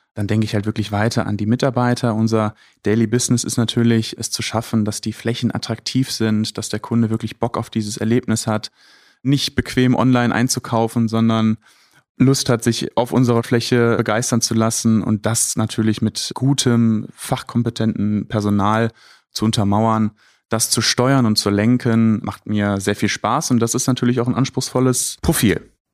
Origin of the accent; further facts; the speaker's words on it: Düsseldorf, North Rhine-Westphalia, Germany; also born or lived in Bocholt; Ich bin Düsseldorfer durch und durch